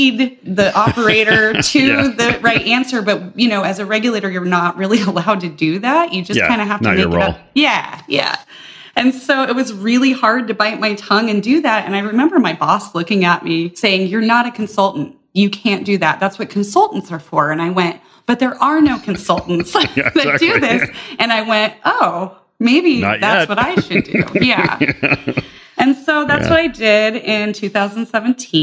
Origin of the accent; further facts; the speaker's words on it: Colorado, United States; I grew up in Colorado